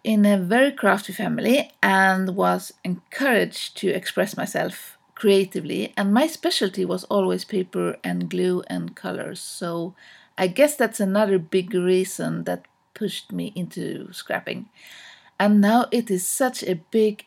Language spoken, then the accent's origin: English; Stockholm, Stockholm County, Sweden; from Stockholm, Sweden